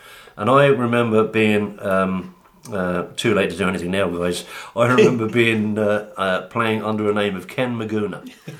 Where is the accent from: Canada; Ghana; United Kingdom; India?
United Kingdom; London; moved away as an adult; also born or lived in Sligo, Ireland; they wanted me to live in Sligo. But coming from London to Sligo in 1973 was a bit of a shock.